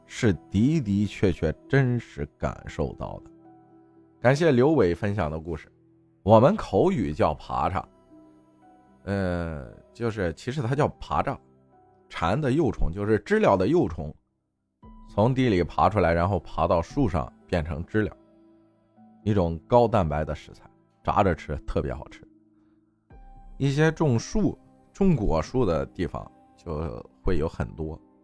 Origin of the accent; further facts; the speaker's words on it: Luyi, Henan, China; 我老家河南周口路一线